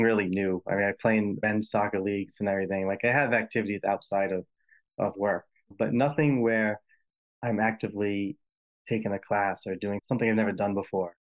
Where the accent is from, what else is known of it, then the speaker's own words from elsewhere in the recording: Rhode Island, United States; accent: Rhode Island, distinct in the middle accent; I'm, I'm from Rhode Island